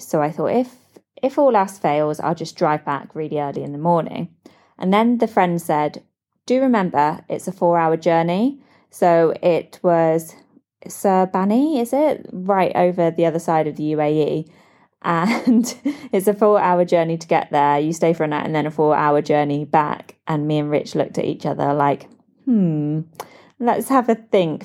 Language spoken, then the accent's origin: English; United Kingdom; moved away as an adult; now in Dubai, United Arab Emirates; I'm a British expat living in Dubai, U A E, with my partner and baby girl